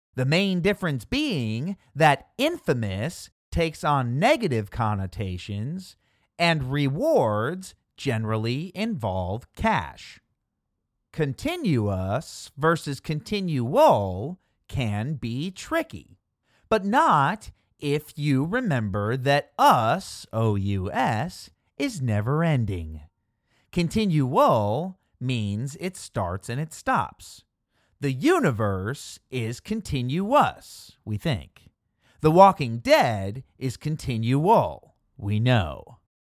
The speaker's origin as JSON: {"language": "English", "region": "Midwest", "country": "United States", "tie": "born or raised there", "said": "Growing up in the Midwest, I've heard both cold slaw and coleslaw"}